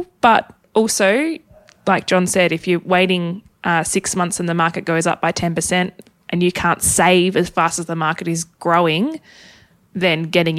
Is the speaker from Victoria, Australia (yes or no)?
no; Tasmania, Australia; I am originally from Tassie.